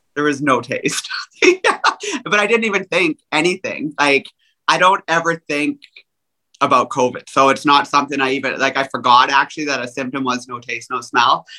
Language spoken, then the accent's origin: English; Canada; I'm Canadian